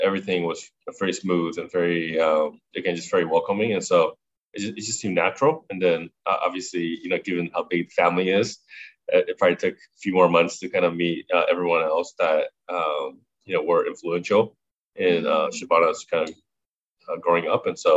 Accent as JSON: {"language": "English", "country": "United States", "tie": "born or raised there", "said": "growing up in America"}